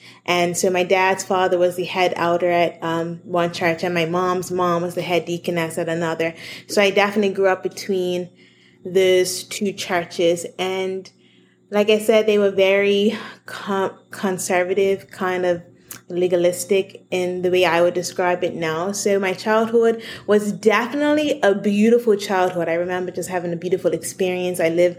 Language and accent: English; Bermuda; So I'm from Bermuda, a little island in the middle of the ocean.